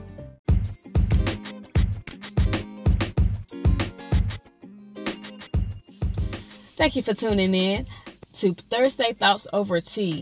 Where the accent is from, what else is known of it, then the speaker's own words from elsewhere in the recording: North Carolina, United States; I'm from North Carolina